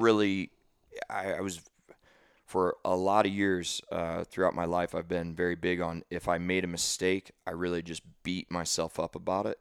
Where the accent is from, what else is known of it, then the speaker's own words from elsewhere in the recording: St. Louis, Missouri, United States; now in Dallas, United States; I was from Saint Louis